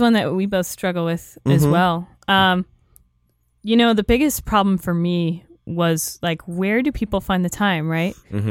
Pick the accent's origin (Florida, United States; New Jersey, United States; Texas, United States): Florida, United States; now in Los Angeles, United States; I'm from Florida.